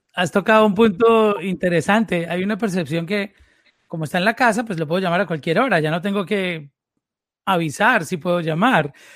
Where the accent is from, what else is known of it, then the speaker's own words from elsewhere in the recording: Medellín, Antioquia, Colombia; yo también vengo de, de esa misma área.